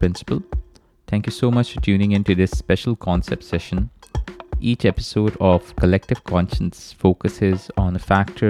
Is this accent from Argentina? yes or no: no; Pakistan; My home country of Pakistan